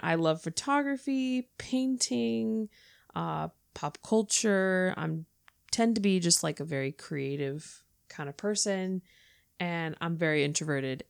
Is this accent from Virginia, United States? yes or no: no; California, United States; moved away as an adult; now in Northern Ireland, United Kingdom; I am from California, but currently living in Northern Ireland with my husband who is from here.